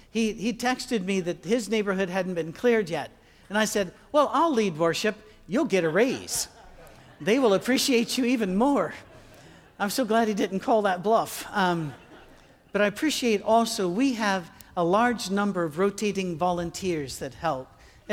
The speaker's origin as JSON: {"language": "English", "region": "Scotland", "country": "United Kingdom", "said": "we would cross into Canada to fly out because it's cheaper from there and we're Scottish."}